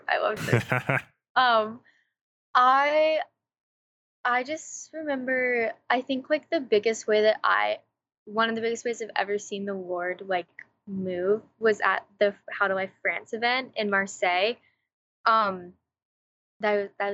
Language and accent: English; Augusta, Georgia, United States; I'm from Augusta, Georgia. I go to the University of Georgia